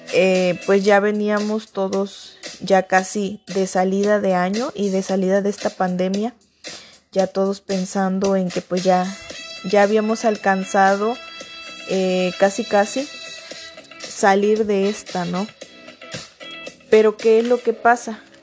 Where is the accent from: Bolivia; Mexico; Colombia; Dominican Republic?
Mexico; nosotros como mexicanos